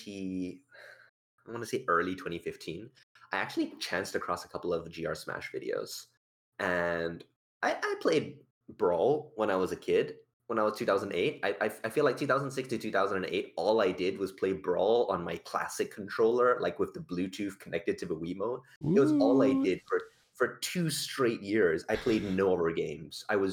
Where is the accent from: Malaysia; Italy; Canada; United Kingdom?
Malaysia; moved away as an adult; now in Australia; I'm not from Australia, technically speaking. I grew up in Malaysia and I came to Australia for university and now I've moved here